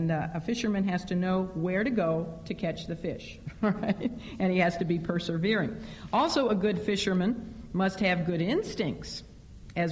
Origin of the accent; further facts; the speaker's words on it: Chicago, Illinois, United States; moved away; growing up in Chicago